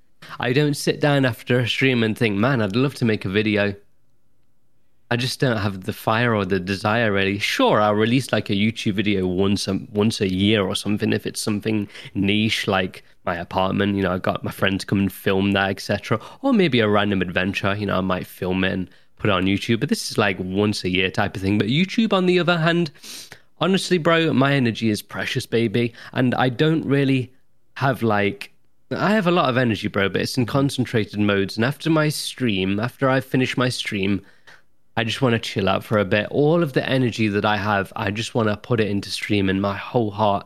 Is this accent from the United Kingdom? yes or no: yes; Nottingham, East Midlands, United Kingdom; but I'm well-spoken for a Nottinghamshire lad. Very well-spoken. Whenever I go into town, I've lived in Nottingham all my life, and I get